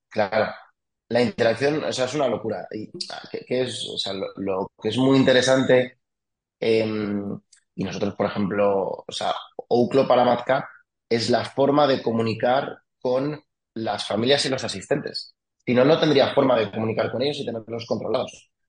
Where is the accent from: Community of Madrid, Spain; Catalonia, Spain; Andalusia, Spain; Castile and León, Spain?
Community of Madrid, Spain; Villanueva de la Cañada; also born or lived in France; yo soy de Viana la Cañada, soy de ese pueblo, El pueblo de la Acuápolis, como lo llama todo el mundo.